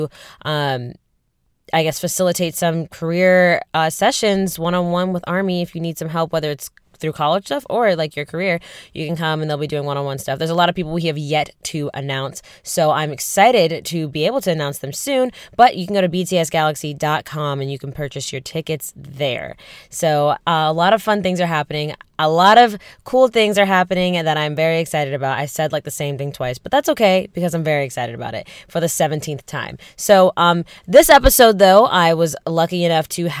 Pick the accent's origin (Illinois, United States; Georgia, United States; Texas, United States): Georgia, United States; Atlanta; I'm from Atlanta